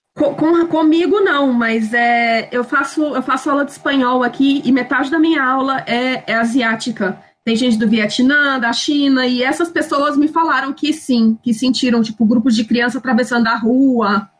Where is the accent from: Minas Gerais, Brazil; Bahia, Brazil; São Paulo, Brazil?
Minas Gerais, Brazil; moved away as an adult; now in Madrid, Spain; eu nasci em Minas, mas meus pais estão morando no Espírito Santo